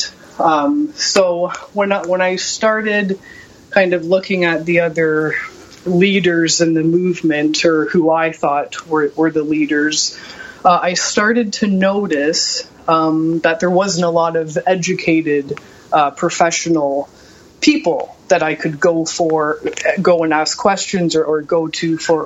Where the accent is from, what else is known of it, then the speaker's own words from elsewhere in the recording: Hamilton, Ontario, Canada; my hometown of Hamilton, Ontario, and my province of Ontario, Canada